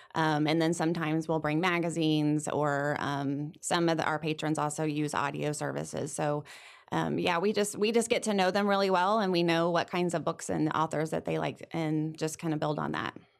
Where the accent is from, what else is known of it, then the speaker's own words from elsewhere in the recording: Sedalia, Missouri, United States; I grew up here in Sedalia. I'm from Sedalia, went to school here.